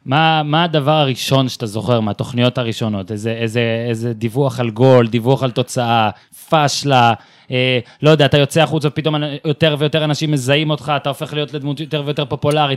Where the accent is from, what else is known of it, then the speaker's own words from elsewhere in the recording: Northern Israel, Israel; אני מהצפון במקור